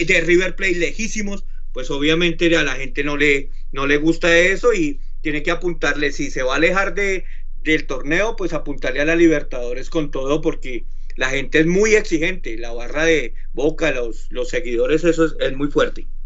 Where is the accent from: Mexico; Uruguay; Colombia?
Colombia; como colombiano